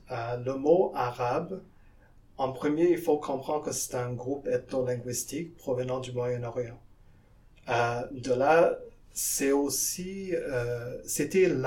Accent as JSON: {"language": "French", "country": "French Guiana", "lives_now": "Canada", "said": "Moi, je viens de la Guyane en Amérique du Sud et même là-bas, il y a des, musulmans."}